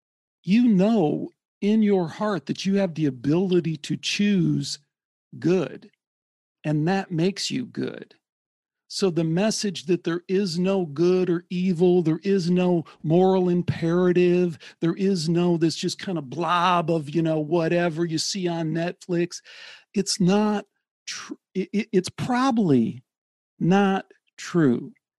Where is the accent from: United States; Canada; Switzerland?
United States; Midwest; I grew up in the Midwest.